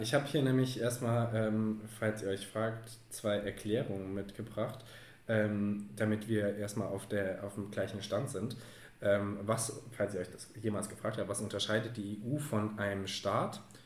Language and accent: German; Frankfurt am Main, Hesse, Germany; wir als Frankfurter